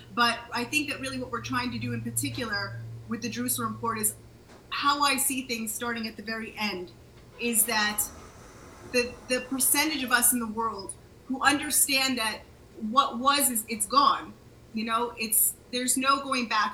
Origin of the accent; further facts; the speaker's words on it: United States; moved away as an adult; now in Israel; I was born in the States, uh, just outside DC